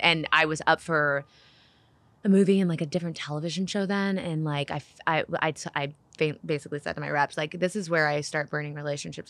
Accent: Nashville, Tennessee, United States; I was born in Nashville, Tennessee

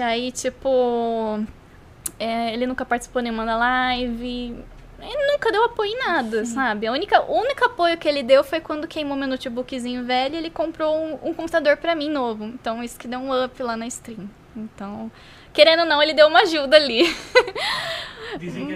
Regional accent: Brazil; a gente é brasileiro

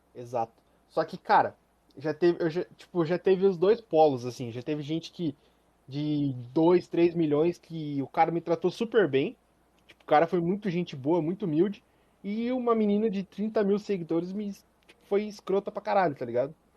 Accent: Curitiba, Paraná, Brazil; eu sou de Curitiba

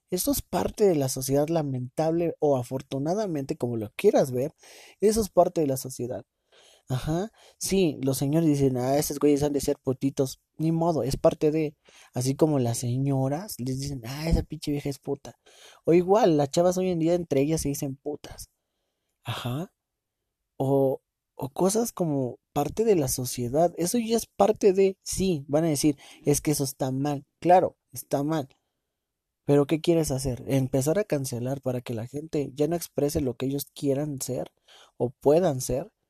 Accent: Mexico; Yo soy mexicano y soy la verga y viva México, cabrones.

